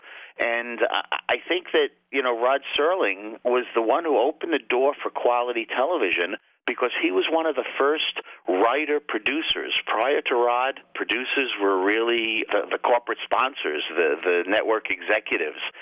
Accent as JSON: {"language": "English", "area": "Long Island", "region": "New York", "country": "United States", "moved": "yes", "lives_now": "Binghamton, United States", "said": "I'm originally from Long Island, downstate New York, and I came up to the Binghamton area in the mid-80s"}